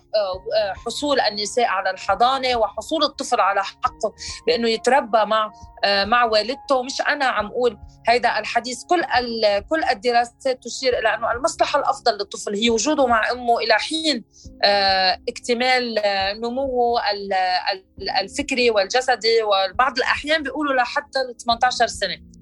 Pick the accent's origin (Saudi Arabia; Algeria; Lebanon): Lebanon; انا امراه لبنانيه مواطنه بقلب لبنان